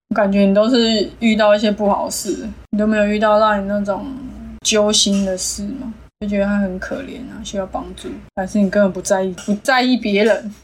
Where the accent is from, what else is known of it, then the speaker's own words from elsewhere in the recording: Taiwan; 反正那时候我们台湾人是觉得没什么啊，同性文化